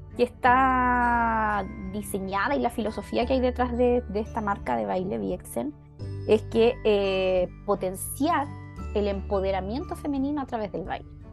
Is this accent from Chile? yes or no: yes; Chile; moved away as an adult; now in Switzerland; Yo actualmente estoy en Suiza, que es mi otro país. Yo tengo doble nacionalidad